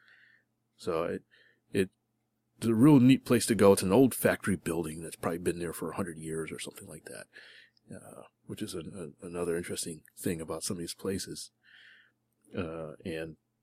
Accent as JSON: {"language": "English", "region": "Connecticut", "country": "United States", "moved": "yes", "lives_now": "Houston, United States", "said": "Since I am actually from Connecticut, I went up there to visit friends and family"}